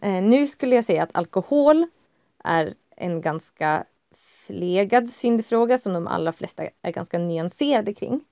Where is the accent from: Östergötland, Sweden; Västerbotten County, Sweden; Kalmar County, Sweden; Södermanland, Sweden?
Västerbotten County, Sweden; jag är också norrlänning. Västerbottning inbiten.